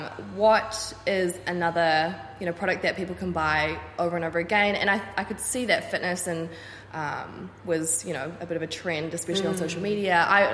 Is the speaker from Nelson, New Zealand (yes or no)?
no; Auckland, New Zealand; So I was born in Auckland, so I'm 25 now, and I grew up on the North Shore.